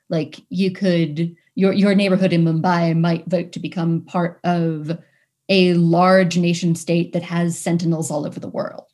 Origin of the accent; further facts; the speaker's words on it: New York City, New York, United States; I come from Manhattan in New York City